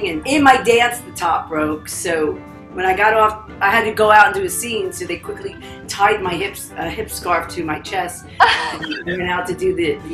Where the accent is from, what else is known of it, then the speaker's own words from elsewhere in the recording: United States; also born or lived in Los Angeles / east coast / Austin; the boisterous American who looked ethnic